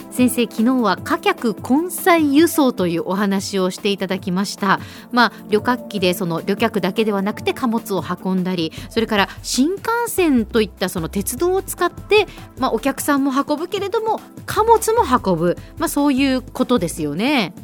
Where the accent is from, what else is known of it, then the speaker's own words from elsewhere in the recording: Nagasaki, Japan; moved away; also born or lived in Kumamoto; 私は長崎出身